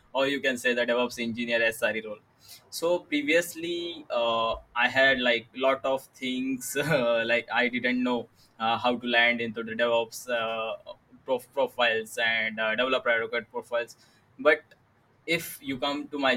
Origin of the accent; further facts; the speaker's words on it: Mumbai, Maharashtra, India; English is a second language; I'm from Mumbai, India.